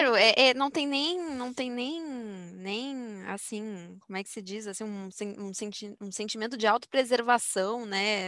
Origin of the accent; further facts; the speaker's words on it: Brazil; como brasileira